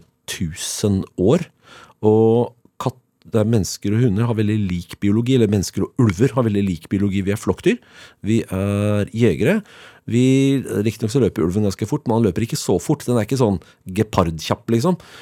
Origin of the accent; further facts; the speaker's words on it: Oslo, Norway; Jeg er født og oppvokst i Oslo. Jeg er Oslo-gutt på min hals